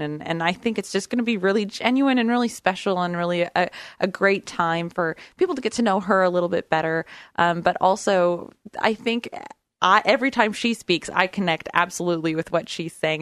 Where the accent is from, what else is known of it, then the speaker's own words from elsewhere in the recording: Brookings, Oregon, United States; I grew up on the southern coast of Oregon, right in the corner, uh, Brookings, Oregon, all my life